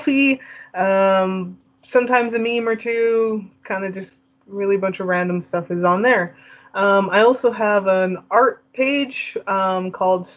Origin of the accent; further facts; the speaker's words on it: Canada; I am the Canadian queen, the Canadian podcasting queen of pipe bombs